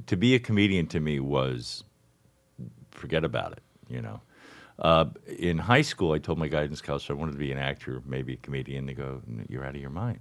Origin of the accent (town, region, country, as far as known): Miami, Florida, United States; born or raised there; also born or lived in St. Louis